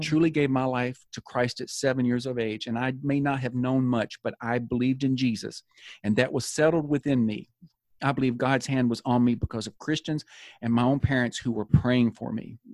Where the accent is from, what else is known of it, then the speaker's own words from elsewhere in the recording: Tennessee, United States; moved away as an adult; also born or lived in Florida; my father was called to pastor a church in Florida, so we moved from Tennessee to Florida